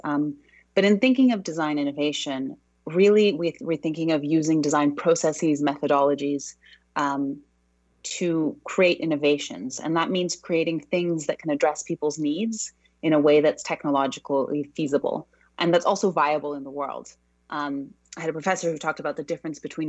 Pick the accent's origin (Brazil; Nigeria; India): Brazil; also born or lived in Australia / United States / New York; now in London, United Kingdom; I'm originally from Brazil, but I've kind of lived all over the world. I've spent a long time living in Australia, a long time in the US, and now I actually live in London